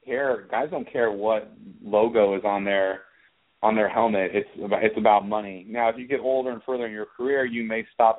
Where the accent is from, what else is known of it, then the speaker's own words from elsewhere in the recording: Santa Barbara, California, United States; I grew up in Santa Barbara, California